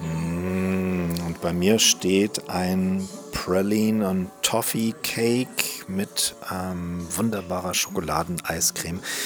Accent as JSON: {"language": "German", "region": "Northern Germany", "country": "Germany", "said": "wir als Norddeutsche"}